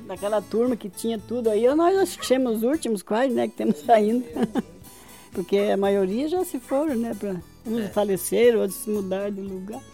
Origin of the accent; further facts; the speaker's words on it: Mormaço, Rio Grande do Sul, Brazil; now in Ampere, Brazil; Lá em Mormaço, município de Soledade